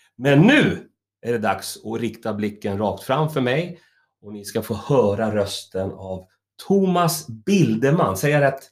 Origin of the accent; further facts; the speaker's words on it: Stockholm, Stockholm County, Sweden; moved away as an adult; now in Roslagen, Sweden; jag är ju stockholmare